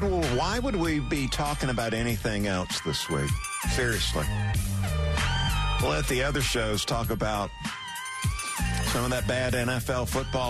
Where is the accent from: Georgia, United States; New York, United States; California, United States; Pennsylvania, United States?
Georgia, United States; South; as we say here in the Deep South, or at least growing up in South Georgia